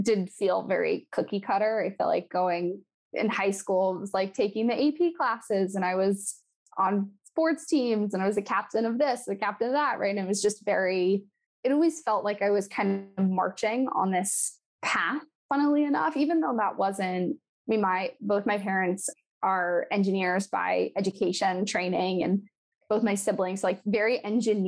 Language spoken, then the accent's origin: English; Morristown, New Jersey, United States; moved away as an adult; also born or lived in California; now in Los Angeles, United States; My parents moved us to New Jersey